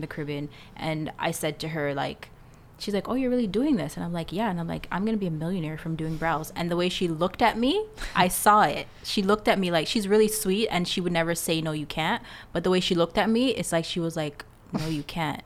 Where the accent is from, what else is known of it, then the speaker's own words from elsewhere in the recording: Canada; also born or lived in Jamaica; I'm Jamaican. Um, I came to Canada when I was seven years old